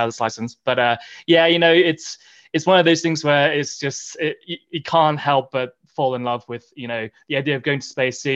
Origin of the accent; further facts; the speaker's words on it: Australia; moved away as an adult; also born or lived in Oxford, England; now in Boulder, United States; when I was growing up as a kid, you know, growing up in Australia